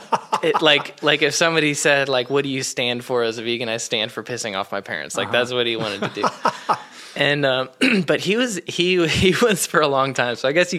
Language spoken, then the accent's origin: English; Iowa, United States; I grew up in Iowa. I worked on race cars, and I'm a NASCAR driver.